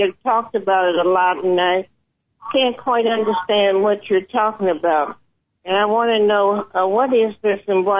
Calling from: Memphis, Tennessee, United States; I'm calling from Memphis, Tennessee.

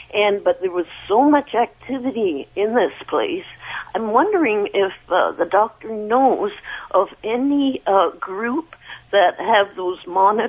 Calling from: Mississauga, Ontario, Canada; also born or lived in Brampton; I'm out in Mississauga.

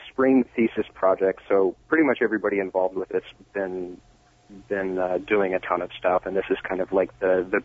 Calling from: Seattle, Washington, United States; Seattle, Washington.

